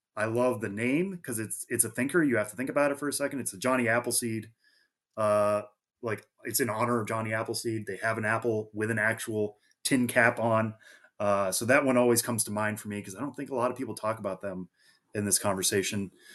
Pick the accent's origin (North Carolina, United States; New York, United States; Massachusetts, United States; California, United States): Massachusetts, United States; near Worcester; Worcester is nearby where I grew up